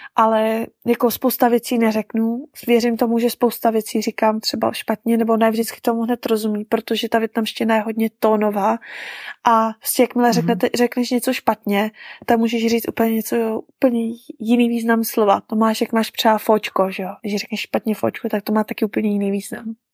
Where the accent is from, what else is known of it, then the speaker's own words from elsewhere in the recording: Czechia; moved away as an adult; now in Vietnam; od nás, od Čechů